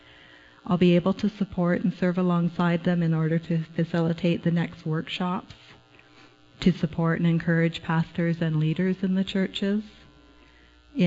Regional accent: Canada; I am passionate about Argentina, about being a Canadian covenant missionary.

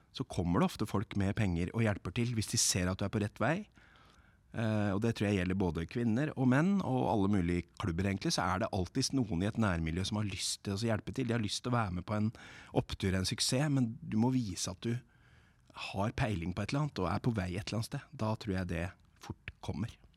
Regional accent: Lillehammer, Innlandet, Norway; jeg er fra Lillehammer

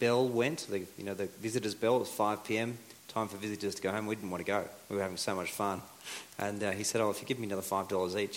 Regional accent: Australia; first language English; moved away as an adult; also born or lived in Bolivia / Colombia; we're Aussies, we're, you know, pretty sociable people in general

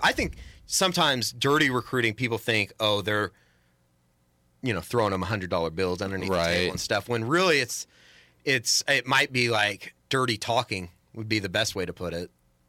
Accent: Oklahoma, United States; I grew up around here in Oklahoma, because we didn't have an NBA team.

